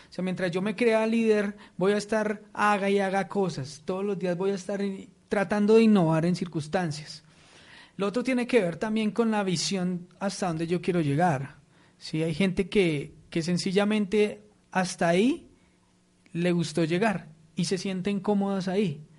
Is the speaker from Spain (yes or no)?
no; Colombia; Entonces, para mí estas personas tienen totalmente la calificación de emprendedores, ¿cierto? Eh, como colombianos.